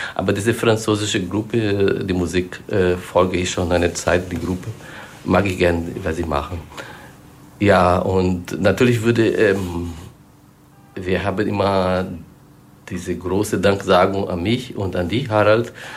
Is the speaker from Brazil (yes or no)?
yes; Brazil; German is a second language; now in Germany; ich komme aus Brasilien